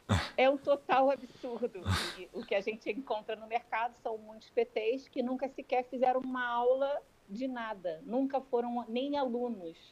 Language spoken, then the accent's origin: Portuguese; Rio de Janeiro, Brazil; moved away as an adult; now in Portugal; como eu sou do Rio de Janeiro